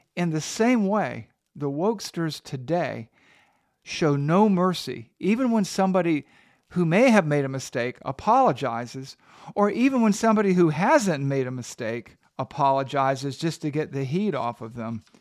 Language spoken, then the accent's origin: English; the South, United States; I'm a Southerner